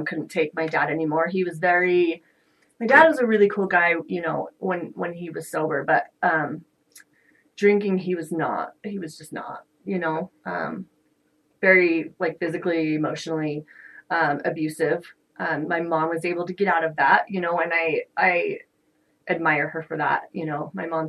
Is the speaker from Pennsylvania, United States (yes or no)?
no; Layton, Utah, United States; also born or lived in Morgan, Utah; I was coming from Layton